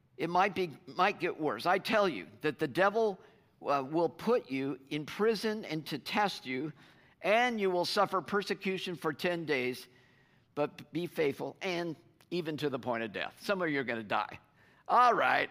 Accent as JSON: {"language": "English", "country": "United States", "said": "as American Christians"}